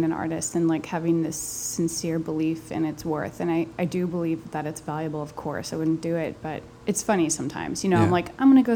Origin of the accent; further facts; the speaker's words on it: Morristown, New Jersey, United States; moved away as an adult; now in Brooklyn, United States; We grew up in Morristown, mostly. Morristown, New Jersey